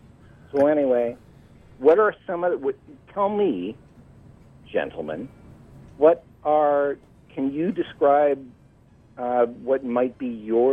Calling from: Massachusetts, United States; I'm calling from Massachusetts.

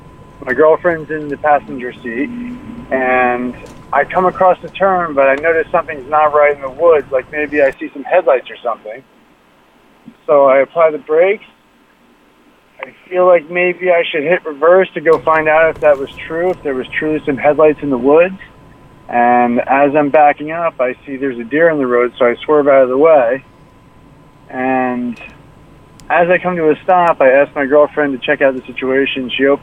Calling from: Jersey City, New Jersey, United States; Jersey City.

